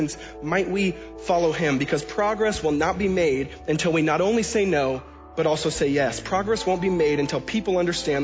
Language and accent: English; Washington, United States; where I was born and raised in Washington State